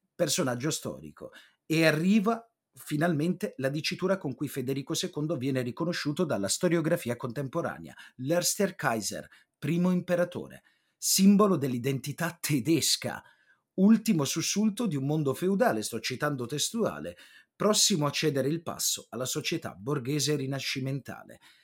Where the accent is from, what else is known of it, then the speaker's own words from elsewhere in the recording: Apulia, Italy; per me che sono pugliese di origine